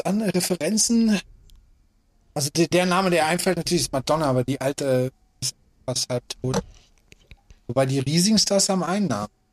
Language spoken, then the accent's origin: German; Afghanistan; moved away; Ich bin geboren in Afghanistan